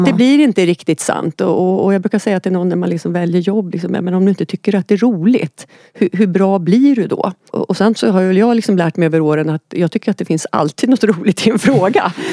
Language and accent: Swedish; Oxelösund, Södermanland, Sweden; moved away; hemma i Oxelösund